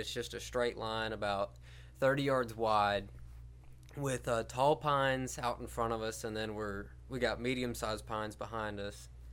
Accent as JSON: {"language": "English", "town": "Helena", "region": "Alabama", "country": "United States", "said": "I'm from Helena, Alabama"}